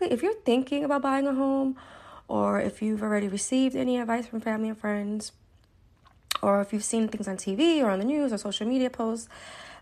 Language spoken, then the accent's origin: English; Brooklyn, New York, United States; now in New Jersey, United States; I am from Brooklyn, New York. I live in New Jersey